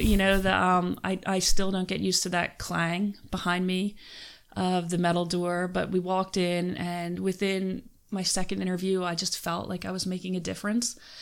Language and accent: English; Philadelphia, Pennsylvania, United States; moved away as an adult; now in Western Pennsylvania, United States; I'm from Philadelphia.